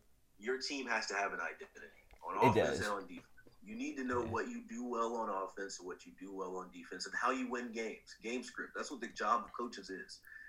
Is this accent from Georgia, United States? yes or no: yes; Atlanta, Georgia, United States; I'm from Atlanta.